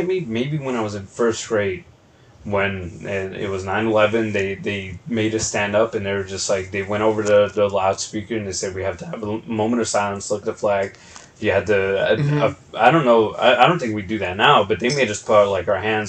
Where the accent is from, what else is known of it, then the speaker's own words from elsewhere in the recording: New York, United States; So for the people that don't know, we grew up in New York, like, yeah. And not just like buttfuck nowhere, New York, Oswego, like